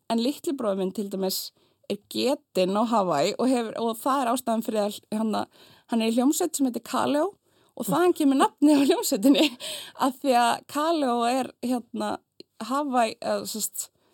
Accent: Iceland; also born or lived in France; ég elst mest upp á Íslandi

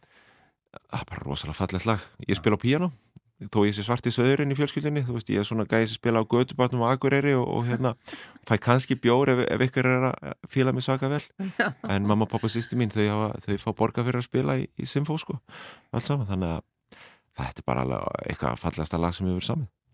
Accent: Reykjavík, Capital Region, Iceland; Ég er alinu upp á Hólavallagötu við Landagötu í Vestubærum

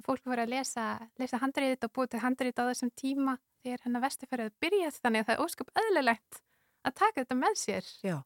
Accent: Winnipeg, Manitoba, Canada; Icelandic is a second language; moved away as an adult; now in Iceland; ólst upp í Winnipeg

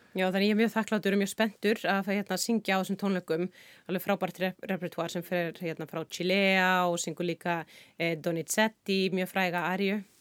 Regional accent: Iceland; við náttúrulega sem erum Íslendingar

